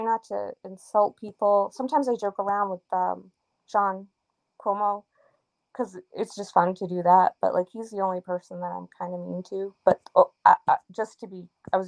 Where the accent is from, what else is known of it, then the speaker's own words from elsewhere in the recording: Canton, Massachusetts, United States; I'm Canadian too. By heritage, I was born here